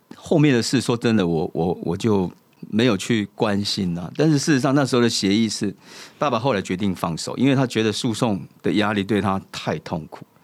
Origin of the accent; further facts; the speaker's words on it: Kaohsiung, Taiwan; moved away; 我来自高雄， 但是虽然在这边生活